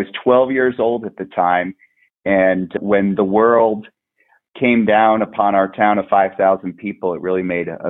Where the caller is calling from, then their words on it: Bend, Oregon, United States; I'm calling in from beautiful Bend, Oregon.